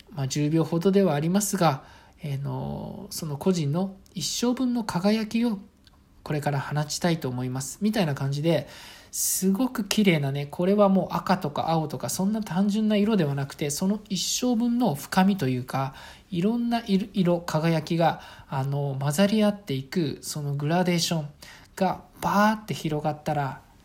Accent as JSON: {"language": "Japanese", "region": "Saitama", "country": "Japan", "tie": "born or raised there", "said": "ちなみに私は埼玉県の、あの、まあ、本当に、えっ、ー、と、田舎町の出身です"}